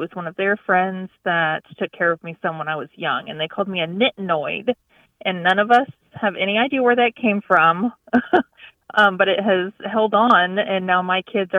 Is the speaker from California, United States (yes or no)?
no; Cross Oaks, Texas, United States; Hi, this is … I am from Cross Oaks, Texas. It's near Denton.